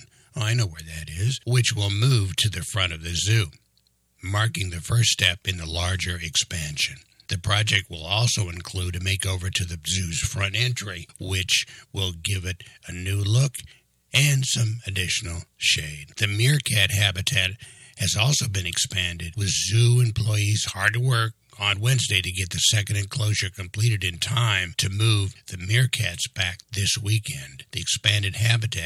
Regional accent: Tucson, Arizona, United States; Tucson, Arizona, my hometown here in southern Arizona

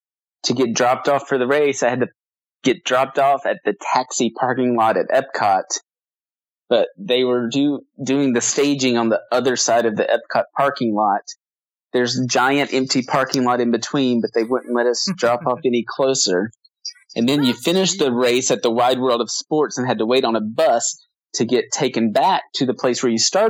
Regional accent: South Georgia, United States; I'm from South Georgia.

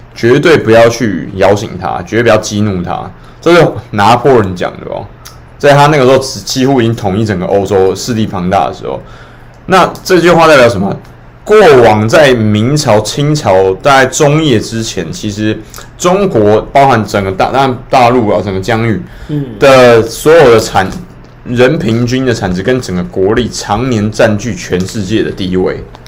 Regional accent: Taiwan; 我们台湾人喝的那个水已经不够了嘛

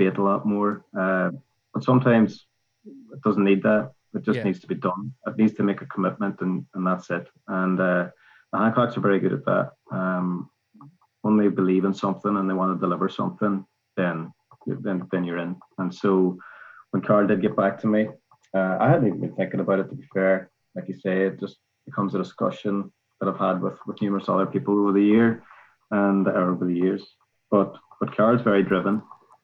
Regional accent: Northern Ireland, United Kingdom; moved away as an adult; also born or lived in Great Britain; growing up in Northern Ireland

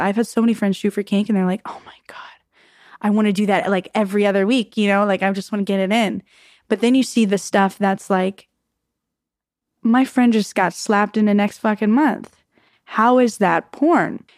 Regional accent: Arizona, United States; I grew up in Arizona

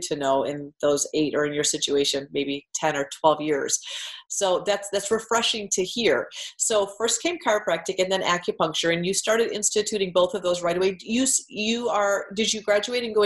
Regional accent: Iowa, United States; I grew up in Iowa

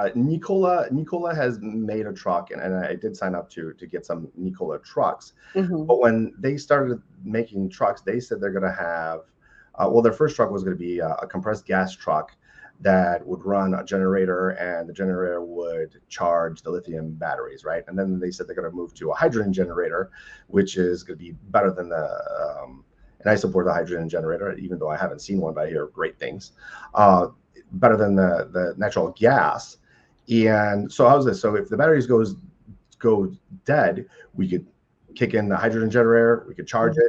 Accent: United States; as the American people

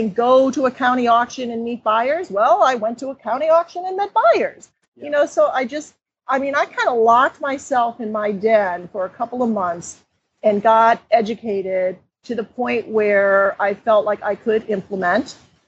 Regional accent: Seattle, Washington, United States; And I started in my hometown of Seattle, suburbs of Seattle.

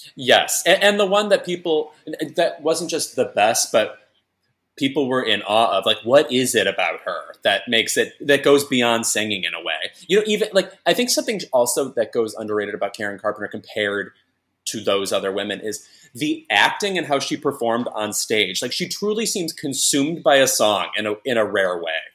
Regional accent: a suburb of Chicago, Illinois, United States; I'm from a suburb of Chicago

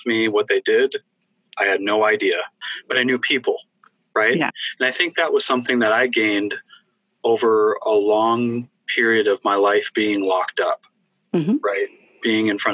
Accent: Fargo, North Dakota, United States; my hometown of Fargo, North Dakota

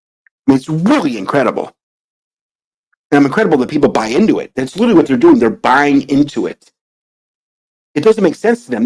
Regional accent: New England, United States; we grew up in New England, which we were for a long, long time, obviously.

